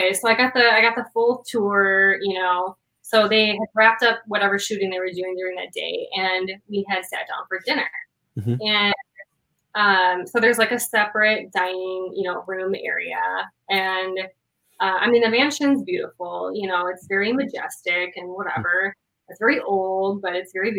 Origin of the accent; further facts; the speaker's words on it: Madison, Wisconsin, United States; I'm from Wisconsin. Okay, we're the dairy state.